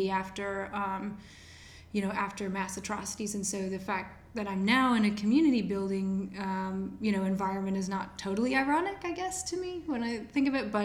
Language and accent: English; Titusville, Pennsylvania, United States; moved away as an adult; now in Raleigh, United States; I'm from Titusville, Pennsylvania, which is in the middle of nowhere